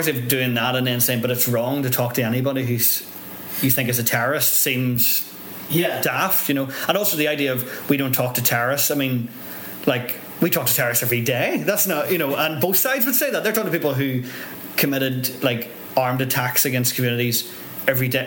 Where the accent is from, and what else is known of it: Northern Ireland, United Kingdom